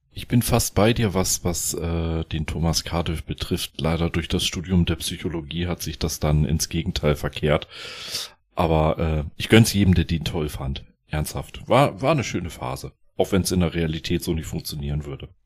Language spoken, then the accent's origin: German; West Germany, Germany; als ich Teenie war, ja, da hat sich ja die Mauer geöffnet. Ich war aus Westdeutschland